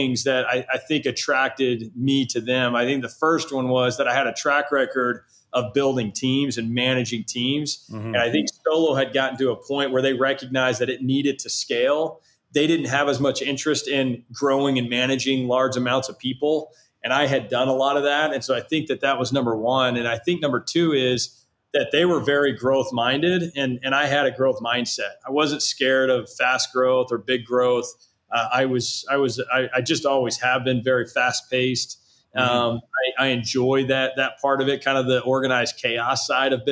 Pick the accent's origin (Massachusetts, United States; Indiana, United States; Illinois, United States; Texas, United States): Texas, United States; Southlake; my hometown outside of Dallas in Southlake